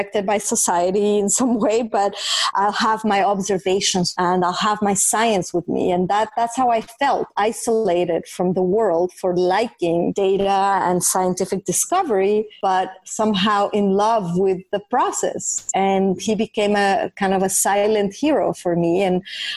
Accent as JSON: {"language": "English", "region": "Mexico City", "country": "Mexico", "tie": "born or raised there", "moved": "yes", "said": "when I was growing up in Mexico City, I was a very curious and inquisitive child"}